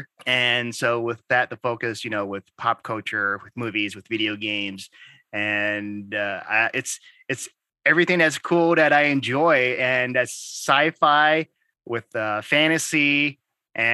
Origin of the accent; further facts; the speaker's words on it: Santa Ana, California, United States; also born or lived in Texas; I was raised in, I guess, the streets of Santa Ana